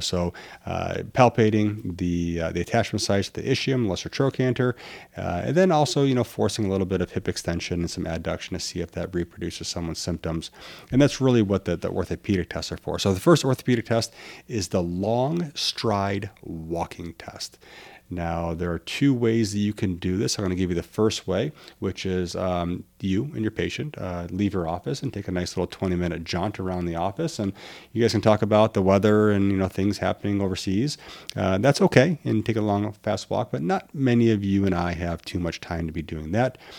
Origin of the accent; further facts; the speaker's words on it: Midwest, United States; I'm from the Midwest